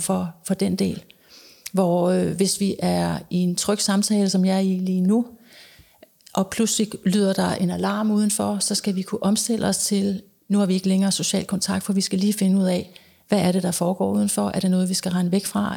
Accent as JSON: {"language": "Danish", "country": "Denmark", "also_born_or_lived": "United States", "moved": "as an adult", "said": "det har jeg været dels hjemme i Danmark, og så har jeg været det i USA"}